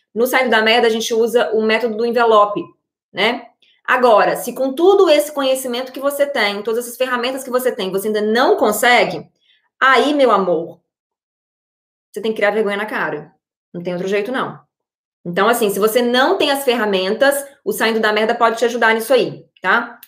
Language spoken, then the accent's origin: Portuguese; Brazil; moved away; como uma pessoa que morou no Brasil, né, que veio de uma realidade completamente diferente